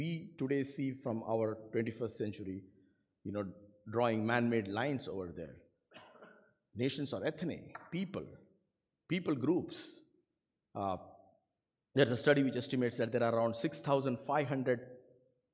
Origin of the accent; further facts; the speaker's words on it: India; English is a second language; moved away; I come from India